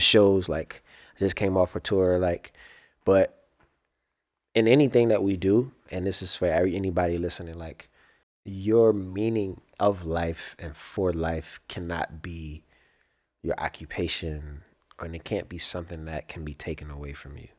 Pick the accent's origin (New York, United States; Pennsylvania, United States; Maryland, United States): Maryland, United States; Baltimore; moved away; growing up in Baltimore, I was, I moved a lot, around a lot just in Baltimore